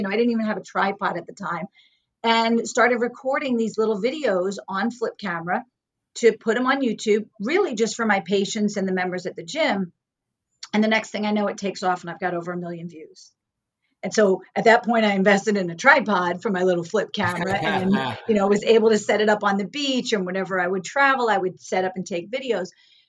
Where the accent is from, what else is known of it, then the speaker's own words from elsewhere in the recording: New York, United States; now in Woodstock, United States; because I was from New York. I was back here in Woodstock.